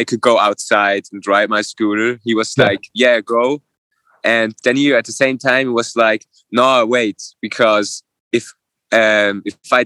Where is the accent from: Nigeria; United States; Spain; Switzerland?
Switzerland; Zurich; first language Swiss German; English is a second language; I'm from Switzerland, Zurich, and I'm 22 years old.